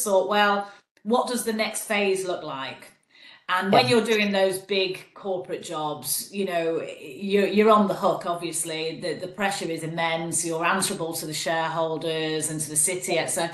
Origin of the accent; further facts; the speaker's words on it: Manchester, North West England, United Kingdom; accent: Mancunian; also born or lived in Leeds; I am a Mancunian by my dulcet tone. So I grew up in Manchester